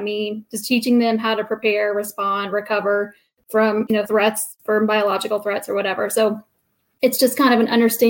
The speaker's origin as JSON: {"language": "English", "town": "Columbus", "region": "Indiana", "country": "United States", "tie": "born or raised there", "said": "I am born and raised here"}